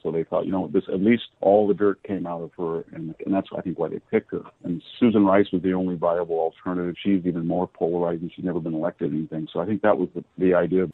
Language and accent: English; California, United States; as a Californian